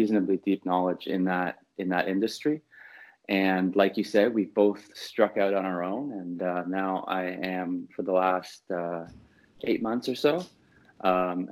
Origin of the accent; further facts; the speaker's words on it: Canada; moved away as an adult; also born or lived in Hong Kong / Beijing / Xi'an; now in Shenzhen, China; So I'm originally born and raised in Canada.